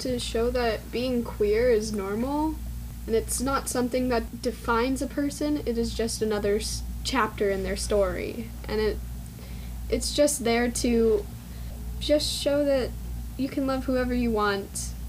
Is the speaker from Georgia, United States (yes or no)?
no; Eagle Mountain, Utah, United States; I'm not allowed to share my last name. I come from Eagle Mountain, Utah. My pronouns are she, her, and I'm very lesbian.